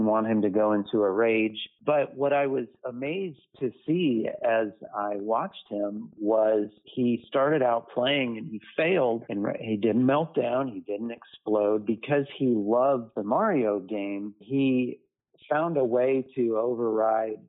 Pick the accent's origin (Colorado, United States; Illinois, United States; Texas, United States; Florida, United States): Florida, United States; Lakeland; in my hometown was a children's home here in Lakeland, Florida